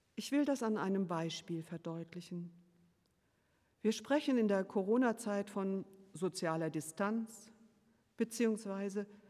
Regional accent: Bonn, North Rhine-Westphalia, Germany; Dort bin ich aufgewachsen, in Bonn zur Schule gegangen und habe hier auch für ein paar Semester in Bonn studiert

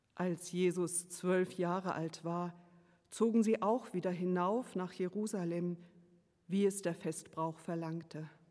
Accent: Bonn, North Rhine-Westphalia, Germany; Dort bin ich aufgewachsen, in Bonn zur Schule gegangen und habe hier auch für ein paar Semester in Bonn studiert

